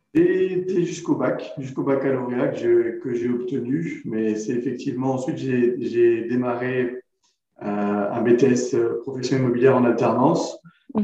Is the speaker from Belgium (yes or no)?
no; Creil, Hauts-de-France, France; J'ai grandi à Creil, dans l'Oise